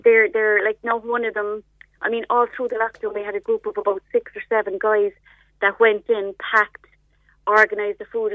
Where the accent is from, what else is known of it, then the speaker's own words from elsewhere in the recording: Ireland; We're typically Irish people, we never, we're very slow to ask for um, a bit of help